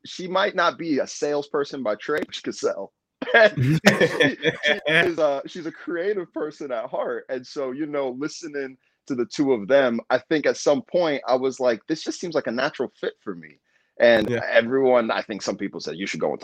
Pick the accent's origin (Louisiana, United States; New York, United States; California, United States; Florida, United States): California, United States; I was born and raised in California